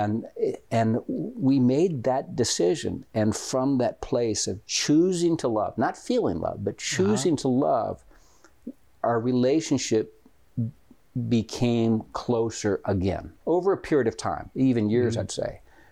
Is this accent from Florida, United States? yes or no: yes; Florida, United States; also born or lived in Minnesota; I was born in Minnesota, and I have 7 older brothers and sisters, and then when I was 7 years old, we moved to Florida